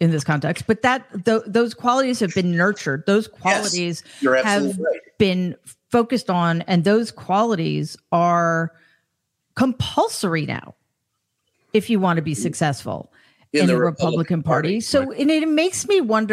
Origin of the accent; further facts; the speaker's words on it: New York City, New York, United States; I'm from New York City